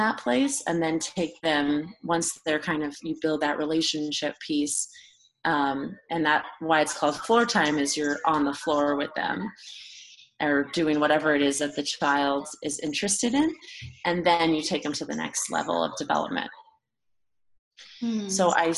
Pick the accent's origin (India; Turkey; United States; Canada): United States; Burbank, California; also born or lived in Los Angeles, California; I live in Los Angeles, and I grew up in Burbank, California